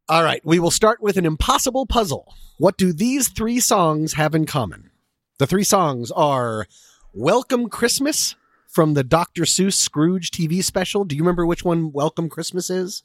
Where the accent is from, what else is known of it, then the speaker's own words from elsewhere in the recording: Boulder, Colorado, United States; also born or lived in Washington, D.C. / Vienna, Virginia; now in Los Angeles, United States; I was born in Washington, D C, lived in Vienna, Virginia, and in fourth grade moved to Boulder, Colorado, and now I live here in Los Angeles